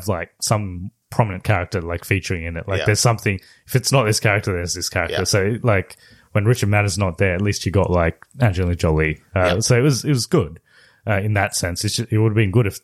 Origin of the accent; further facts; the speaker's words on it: India; we're Indian